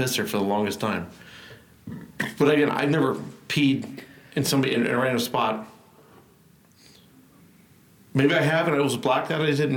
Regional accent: Truckee, California, United States; now in Texas, United States; I grew up in Tahoe, like the Truckee area

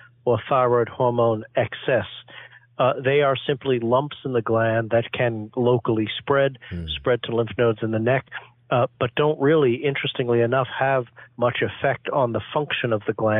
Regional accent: New York City, New York, United States; moved away as an adult; now in Boston, United States; I grew up in Flushing, Queens in New York

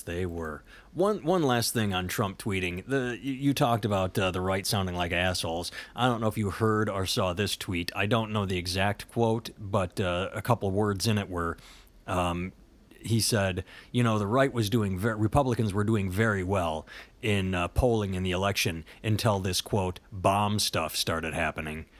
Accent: United States; I'm an American

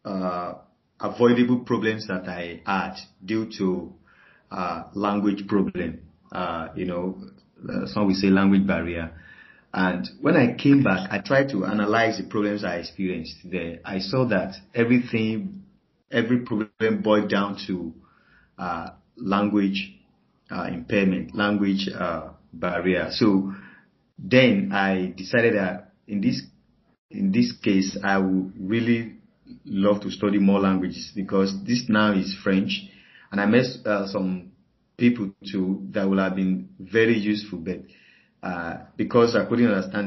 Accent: Nigeria; I'm a Nigerian and I live in Nigeria

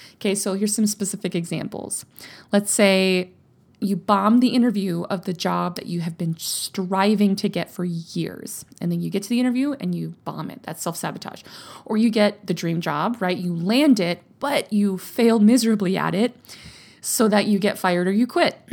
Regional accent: Louisiana, United States; now in Texas, United States; I grew up in Louisiana.

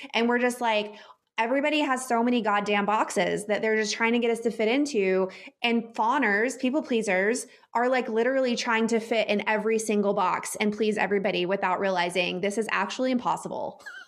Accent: Texas, United States; I grew up in the Bible Belt in Texas in the Southern Baptist Church

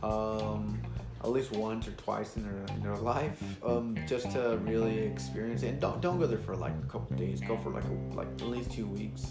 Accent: United States; I'm American

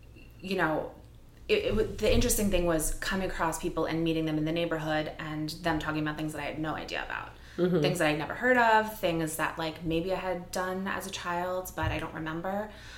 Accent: Sea Cliff, New York, United States; also born or lived in Manhattan, New York; I grew up in Seacliff. I went to college in state. I went upstate New York. And after college, I came back and I lived here for 1 year.

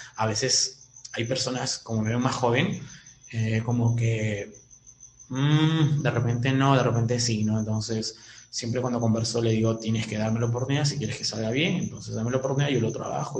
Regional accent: Peru; se nos dio la locura de poder salir del Perú

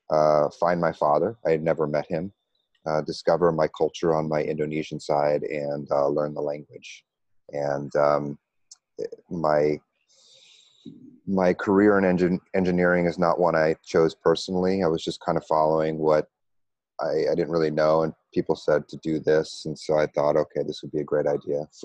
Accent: New York, United States; moved away as an adult; also born or lived in Pennsylvania / Connecticut / Tennessee / Iowa; now in Kuala Lumpur, Malaysia; I'm originally from the States. Uh, I grew up in New York. Uh, and also uh, Pennsylvania, Connecticut, Tennessee, Iowa, and uh, Texas. And I went to high school in Texas.

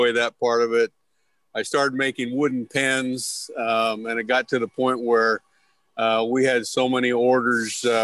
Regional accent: Idaho, United States; moved away as an adult; also born or lived in Eastern Oregon / Rexburg, Idaho / Riverdale, Utah; now in Utah, United States; I grew up in Idaho and Eastern Oregon.

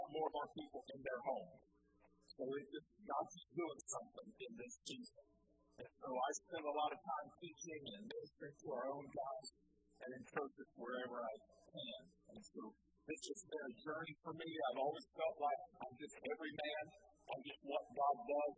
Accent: Cartersville, Georgia, United States; also born or lived in Philippines; I'm from Cartersville. I grew up here.

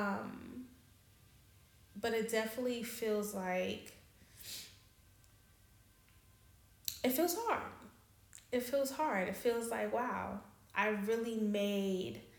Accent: New York City, New York, United States; moved away as an adult; now in Amsterdam, Netherlands; I'm from New York. I'm from Queens

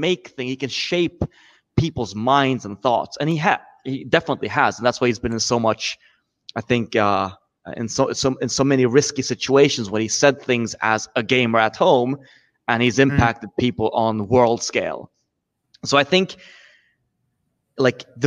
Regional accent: Sweden; I'm from Sweden

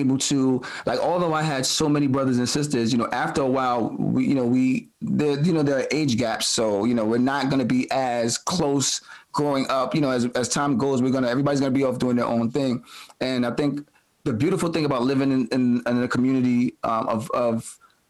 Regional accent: New York City, New York, United States; we come from Brooklyn in the 80s and 90s

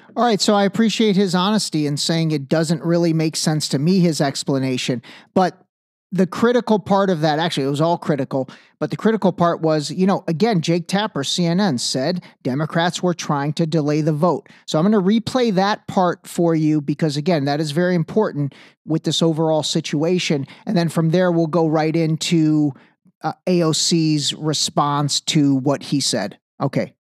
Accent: Cleveland, Ohio, United States; I'm from Cleveland

